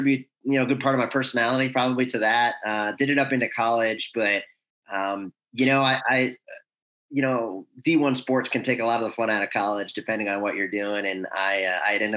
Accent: New York, United States; moved away as an adult; also born or lived in Connecticut / Chicago; now in Charlotte, United States; originally born and raised in New York. Grew up there most of my life

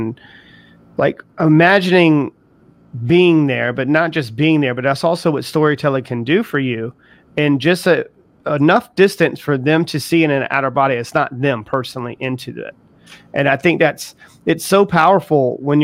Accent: the South, United States; I was raised also in the South.

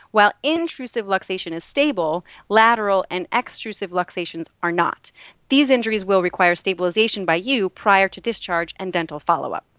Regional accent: Minnesota, United States; now in New York, United States; a Minnesotan

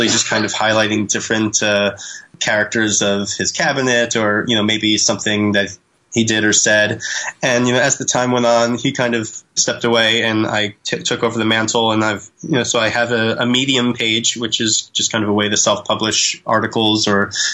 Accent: Pennsylvania, United States; I'm from Pennsylvania, so PA pride there

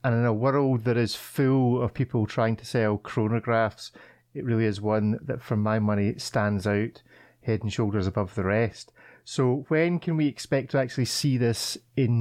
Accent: Scotland, United Kingdom; As a Scotsman

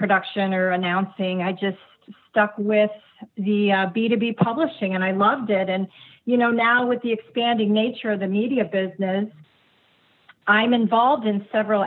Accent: Cleveland, Ohio, United States; I grew up in the Cleveland, Ohio area

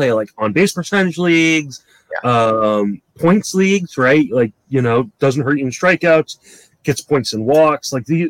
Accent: Washington, District of Columbia, United States; I grew up in the Washington, D.C. area before the Nationals moved to Washington.

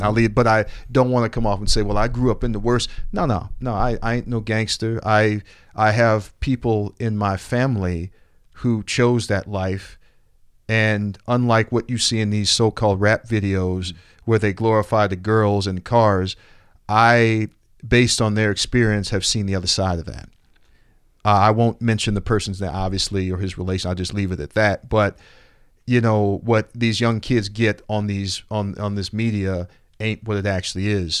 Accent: Roseland, Illinois, United States; But I grew up also in Roseland. I grew up working in what they call, I guess, a nuclear family.

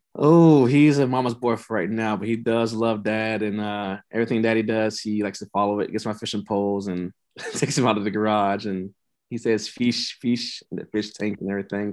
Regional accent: Tampa, Florida, United States; moved away as an adult; also born or lived in Nebraska; I'm from Tampa Bay

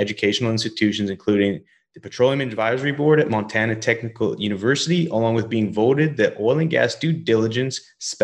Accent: Canada; also born or lived in Alberta / British Columbia; now in Texas, United States; I grew up in Canada and Alberta and British Columbia, and I love being down in Texas

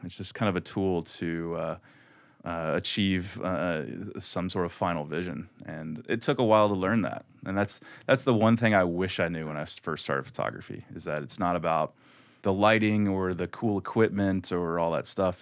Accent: Louisville, Kentucky, United States; I was from Kentucky and Louisville

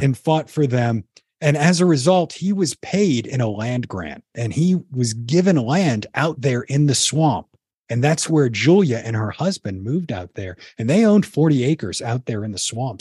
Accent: New Orleans, Louisiana, United States; I grew up down in New Orleans and grew up right off the Mississippi River

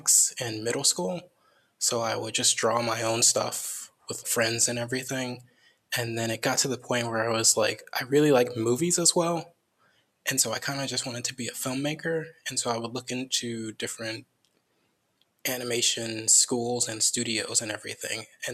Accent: Crown Point, Indiana, United States; moved away; also born or lived in Merrillville, Indiana; I grew up in Northwest Indiana, maybe like an hour outside of Chicago

